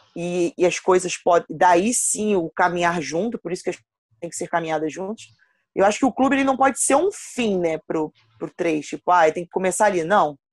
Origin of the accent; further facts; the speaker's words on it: Rio de Janeiro, Brazil; eu sou de Campo Grande, da, do Rio de Janeiro, Zona Oeste, e participei de um projeto aqui no perto da minha casa